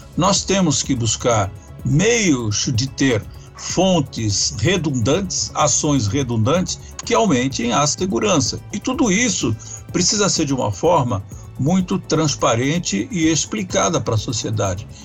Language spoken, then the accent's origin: Portuguese; Brazil; Nós merecemos isso como brasileiros.